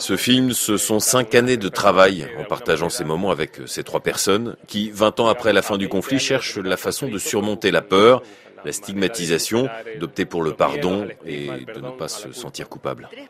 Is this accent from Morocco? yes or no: no; Huelva, Andalusia, Spain; French is a second language; moved away as an adult; now in Peru; Je suis andalou, l'Andalousie est la région qui a eu le plus grand nombre de disparus d'Espagne. Et je suis de Huelva